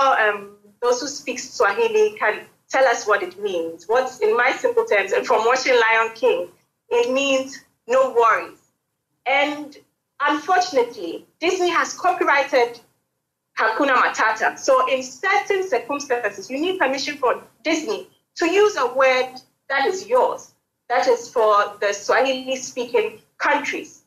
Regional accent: Ghana; I am a Ghanaian

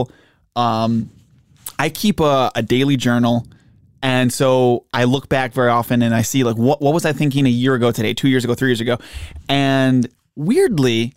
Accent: Buffalo, New York, United States; I grew up in Buffalo where the bars close at 4 a.m.

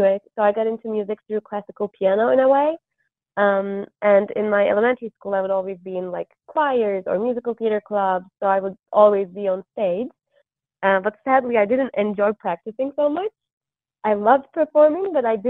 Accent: Istanbul, Turkey; moved away as an adult; So I'm originally from Istanbul, Turkey, and I lived there until I went to college

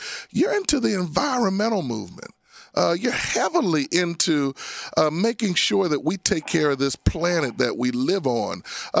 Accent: Abington, Pennsylvania, United States; I'm not from Philly. I'm from Abington.

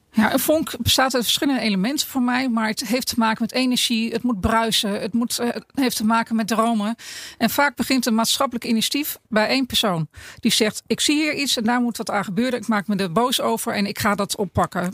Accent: Netherlands; ons Nederlandje.

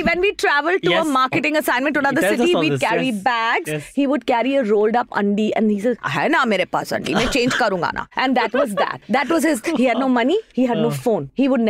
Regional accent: New Delhi, Delhi, India; Yes, I'm from Green Park.

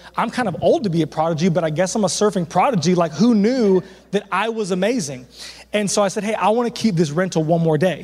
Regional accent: Southern California, United States; I'm from Southern California

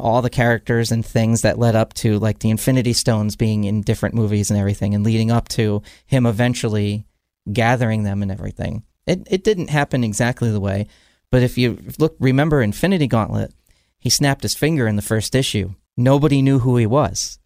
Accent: New Jersey, United States; I grew up in New Jersey.

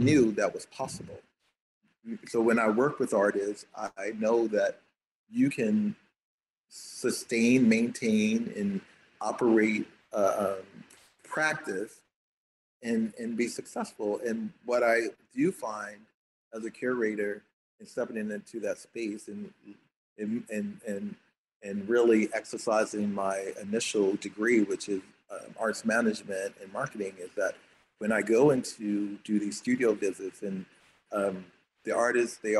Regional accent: Baltimore, Maryland, United States; moved away; also born or lived in Atlanta; I'm kind of from Baltimore

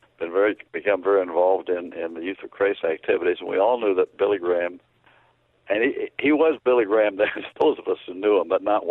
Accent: Canada; Where I grew up in Canada

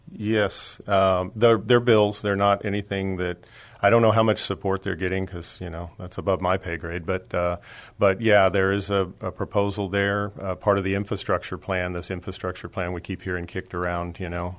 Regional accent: Dallas, Texas, United States; now in San Antonio, United States; I'm originally from Dallas, but I've lived here for uh, 53 years, so I call myself a San Antonian

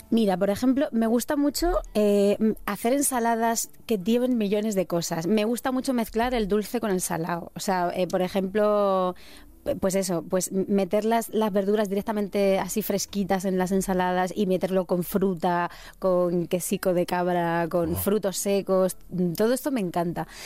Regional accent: Sierra del Segura, Albacete, Castilla-La Mancha, Spain; Yo soy de la Sierra del Segura, de Albacete

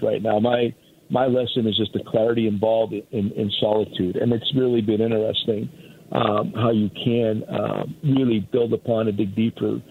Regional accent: Pennsylvania, United States; I grew up in Pennsylvania

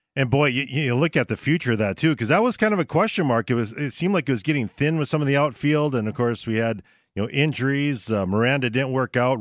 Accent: Barnesville, Minnesota, United States; my hometown of Barnesville

